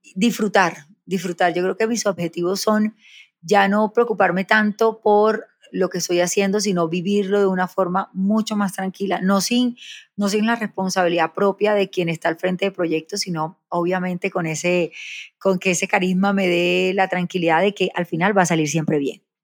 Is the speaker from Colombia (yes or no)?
yes; Barranquilla, Atlántico, Colombia; also born or lived in Soledad, Atlántico; nací en Soledad Atlántico, me crié en Barranquilla